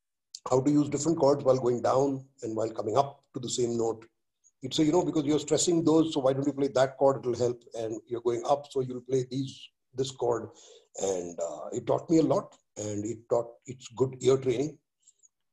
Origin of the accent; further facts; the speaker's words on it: India; And I was like, yeah, I'm Indian, you know, I can rough it out and I have no problems and this and that.